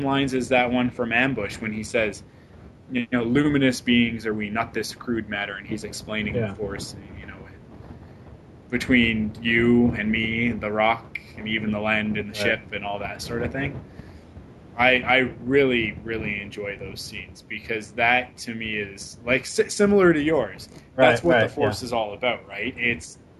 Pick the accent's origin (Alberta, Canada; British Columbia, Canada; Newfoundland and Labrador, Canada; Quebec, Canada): British Columbia, Canada; Vancouver; my hometown right now. They're in Vancouver